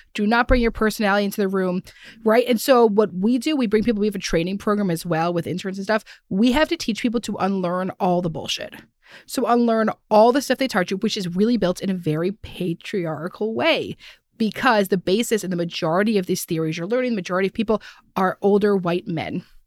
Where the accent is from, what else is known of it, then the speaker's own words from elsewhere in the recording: Philadelphia, Pennsylvania, United States; we're from Philadelphia